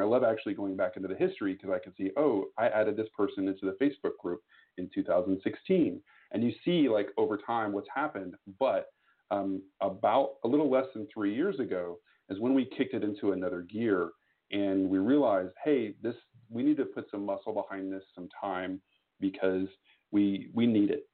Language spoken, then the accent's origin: English; Austin, Texas, United States; I am from Austin, Texas, uh, down the road from you just a little bit